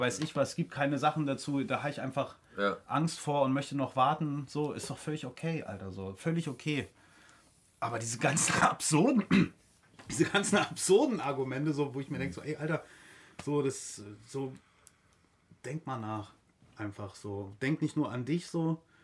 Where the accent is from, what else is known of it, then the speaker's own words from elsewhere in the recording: East Germany, Germany; Wir kommen aus der DDR